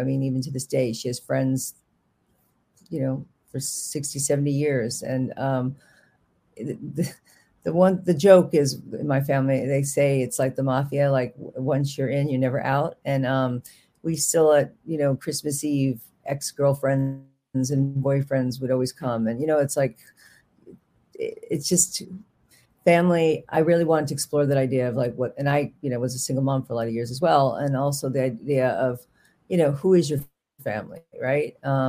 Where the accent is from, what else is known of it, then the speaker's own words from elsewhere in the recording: New York, United States; accent: Bronx; I was living in Manhattan, which my accent comes out a little bit, but I had a very heavy Bronx accent that I lost in Manhattan